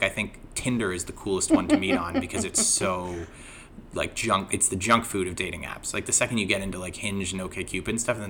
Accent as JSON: {"language": "English", "country": "Canada", "moved": "yes", "lives_now": "United States", "said": "being a Canadian on Thanksgiving"}